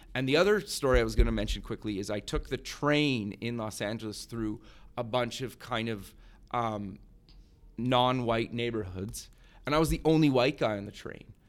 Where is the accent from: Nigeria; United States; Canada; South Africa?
Canada; I grew up in Canada